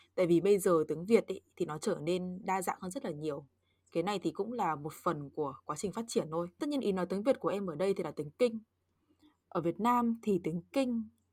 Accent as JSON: {"language": "Vietnamese", "region": "Northern Vietnam", "country": "Vietnam", "accent": "Northern", "first_language": "Vietnamese", "moved": "yes", "said": "dân Bắc Kỳ nên em chỉ có nói được mỗi giọng Bắc"}